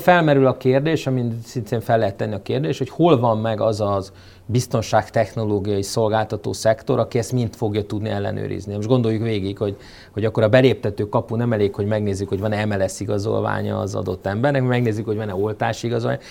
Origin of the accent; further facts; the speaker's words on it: Hungary; mi magyarok, akik még a szocializmusba, um, um, cseperedtünk föl